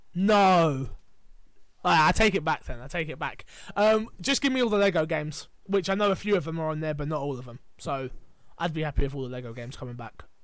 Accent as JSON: {"language": "English", "region": "England", "country": "United Kingdom", "said": "we're English"}